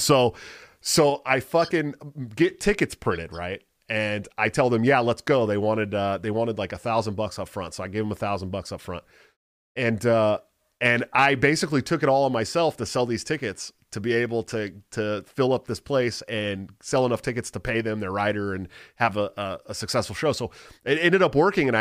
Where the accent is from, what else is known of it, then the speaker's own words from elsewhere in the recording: Antioch, California, United States; there's a little bar in my hometown called The Mutiny, right? In Antioch, California.